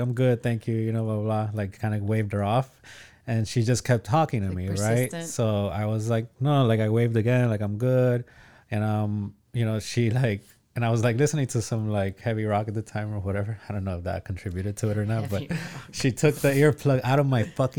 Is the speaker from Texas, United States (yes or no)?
no; Miami, Florida, United States; I grew up in Little Havana